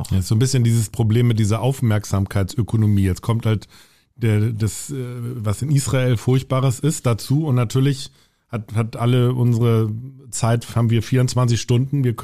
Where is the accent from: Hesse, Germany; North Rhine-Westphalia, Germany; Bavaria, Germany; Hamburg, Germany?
Hamburg, Germany; Also ich bin selber in der evangelischen Kirche da bei uns in Hamburg-Volksdorf und äh, da sehr verwurzelt, wirklich von der Kinderbibelwoche